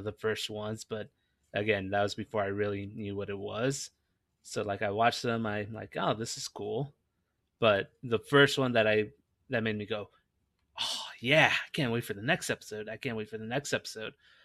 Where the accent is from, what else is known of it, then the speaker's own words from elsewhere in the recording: Los Angeles, California, United States; moved away; also born or lived in Nebraska; I grew up in Los Angeles